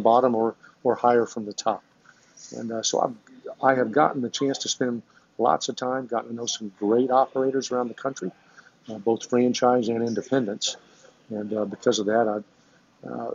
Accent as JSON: {"language": "English", "town": "Lafayette", "region": "Indiana", "country": "United States", "tie": "born or raised there", "said": "went back to Lafayette, my hometown, and opened up my own independent stores"}